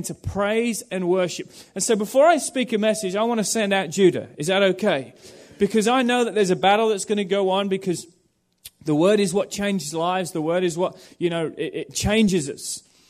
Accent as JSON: {"language": "English", "town": "Norwich", "region": "East of England", "country": "United Kingdom", "tie": "born there", "said": "I was born in England with Phil in the same church in a place called Norwich. And I went over to Australia to study"}